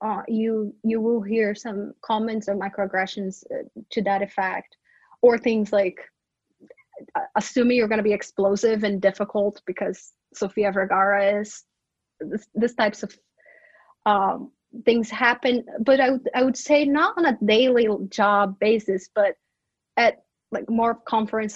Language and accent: English; Brazil; English is a second language; moved away as an adult; now in United States; all my students know I'm from Brazil, and I'm the Brazilian person who brings up Brazil up all the time